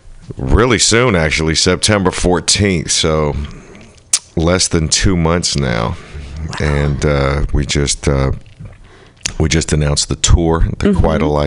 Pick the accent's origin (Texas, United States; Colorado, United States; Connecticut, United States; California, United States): California, United States; Berkeley; like I said, I grew up in Berkeley, and when I was a kid, they used to actually have movies at the UC Theater